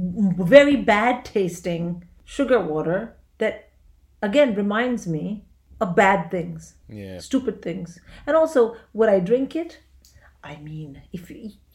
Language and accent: English; India; moved away; So when I was growing up in India, we had a closed economy.